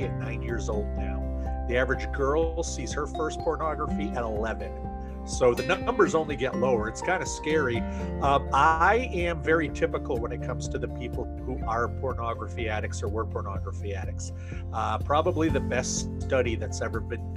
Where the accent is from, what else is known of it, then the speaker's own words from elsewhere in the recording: United States; also born or lived in Maine; I am from the United States of America. I live in a state called Maine